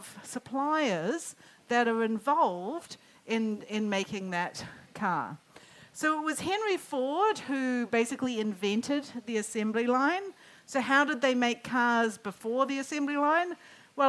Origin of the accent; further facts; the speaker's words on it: Auckland, New Zealand; moved away as an adult; also born or lived in United States; I lived in the US for 20 years. I grew up in Auckland